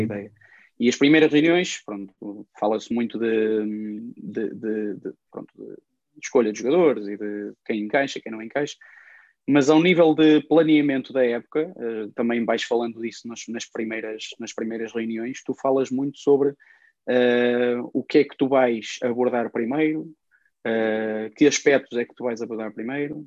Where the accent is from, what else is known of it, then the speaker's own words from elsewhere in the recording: Ovar, Aveiro District, Portugal; eu cresci em Ovar